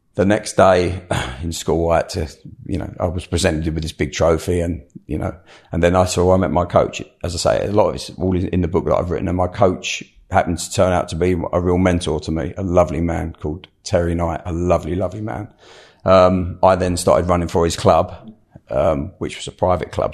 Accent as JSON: {"language": "English", "region": "London", "country": "United Kingdom", "tie": "born or raised there", "said": "I grew up in South London"}